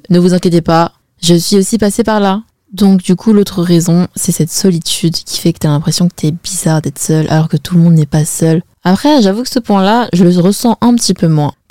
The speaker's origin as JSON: {"language": "French", "country": "China", "said": "Par exemple moi je suis chinoise et chez les Chinois on se marie mais archi jeune."}